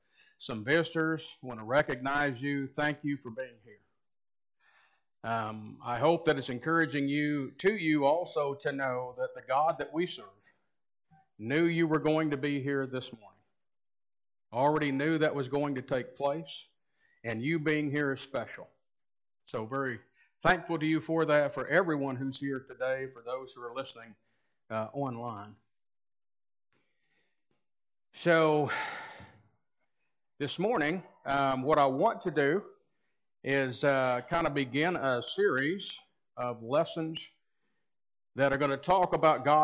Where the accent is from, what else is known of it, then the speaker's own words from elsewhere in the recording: United States; We as American Christians